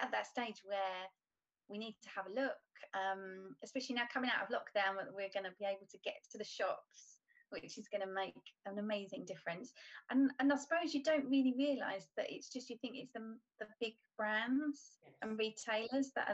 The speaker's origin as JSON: {"language": "English", "area": "Essex", "region": "East of England", "country": "United Kingdom", "moved": "yes", "lives_now": "Kent, United Kingdom", "said": "I'm originally from Essex. I actually live in Kent now"}